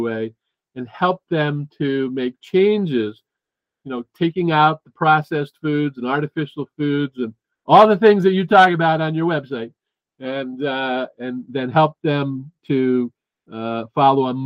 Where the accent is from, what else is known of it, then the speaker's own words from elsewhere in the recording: New Jersey, United States; moved away as an adult; also born or lived in Boston; I moved from New Jersey, where I grew up, to Boston